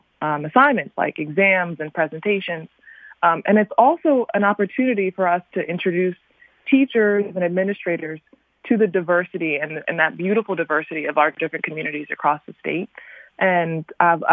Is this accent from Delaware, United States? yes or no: yes; Newark, Delaware, United States; I'm from the Newark area here in Delaware, which is the area I grew up